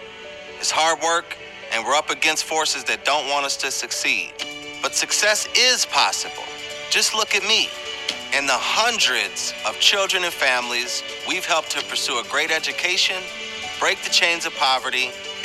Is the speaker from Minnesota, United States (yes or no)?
yes; Minneapolis, Minnesota, United States; I was born in Minneapolis in 1985. We called the North Side home at that time, 18th and Queen.